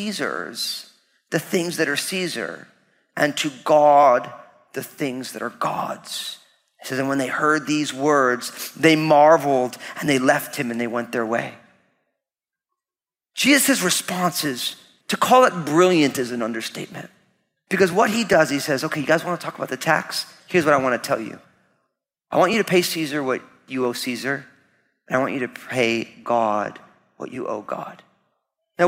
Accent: New Jersey, United States; when you grew up all Italian in New Jersey

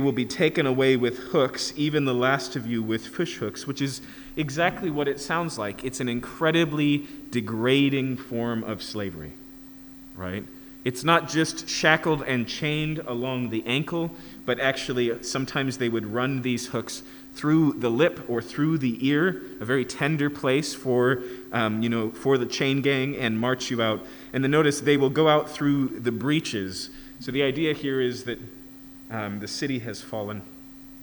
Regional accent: Yakima, Washington, United States; where I grew up in Yakima, we had Scenic Hill

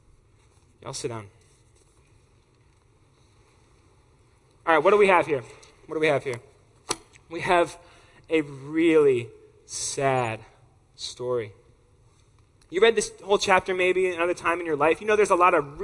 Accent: Atlanta, Georgia, United States; I'm from Atlanta, Georgia, where people talk back to you

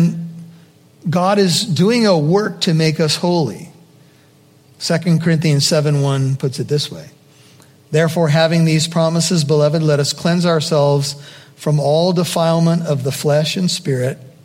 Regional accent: United States; as an American

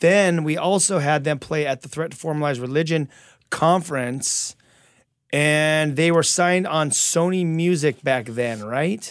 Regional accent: California, United States; I'm from California

